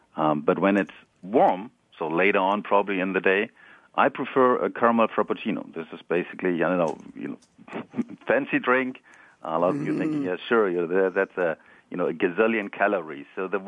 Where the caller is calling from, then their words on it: Palo Alto, California, United States; So I'm calling from Palo Alto, California